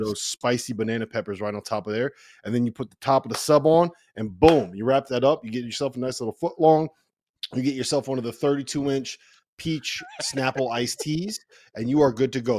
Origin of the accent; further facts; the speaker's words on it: near Quinnipiac, Connecticut, United States; my hometown